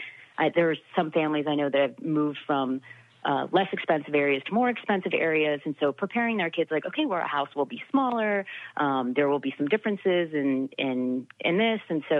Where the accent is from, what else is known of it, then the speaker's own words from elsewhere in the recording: Florida, United States; also born or lived in Maryland / Ohio / California / Illinois; were always moving to a different place, and we were in Maryland, Ohio, California, Illinois, Tennessee. I'm from Florida originally.